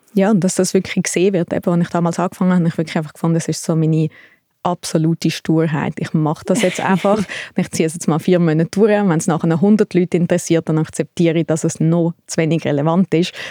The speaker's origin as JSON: {"language": "German", "town": "Thalwil", "region": "Zurich", "country": "Switzerland", "tie": "born or raised there", "said": "ich bin in Talwil aufgewachsen, ein bisschen außerhalb von Zürich"}